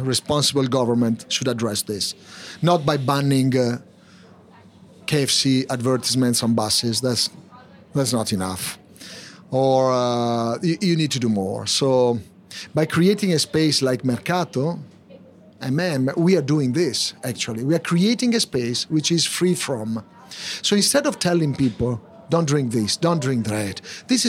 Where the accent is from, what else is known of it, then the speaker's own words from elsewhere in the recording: Milan, Lombardy, Italy; moved away as an adult; also born or lived in Tokyo, Japan; now in London, United Kingdom; I'm from Milano, which means I make things happen